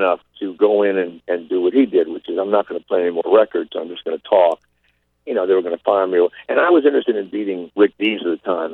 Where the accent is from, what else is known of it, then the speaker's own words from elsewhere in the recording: New Orleans, Louisiana, United States; I'm from New Orleans. I have a home in New Orleans